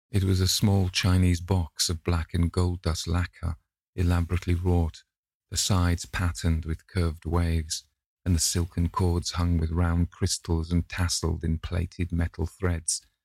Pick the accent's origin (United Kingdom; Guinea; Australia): United Kingdom; the north of England; accent: northern; some kind of ignorant northern type